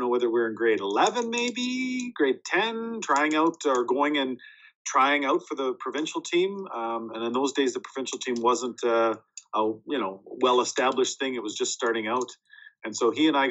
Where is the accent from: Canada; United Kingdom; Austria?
Canada; Warren, Manitoba; Born and raised in Warren, Manitoba, which is just north of Winnipeg, near Stonewall